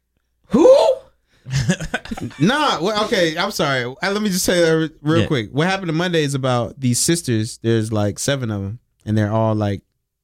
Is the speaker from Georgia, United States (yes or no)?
no; Zebulon, North Carolina, United States; also born or lived in Baltimore, Maryland; I was born in Baltimore, Maryland. I moved down here when I was damn near 5 or 6, maybe. Yeah. And so, I mean, I was born in Maryland, but I'm from Zebulon, North Carolina.